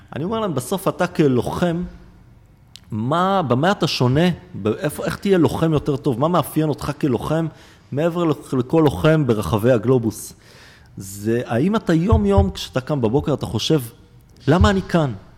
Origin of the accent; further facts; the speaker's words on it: Israel; אני יליד הארץ הזו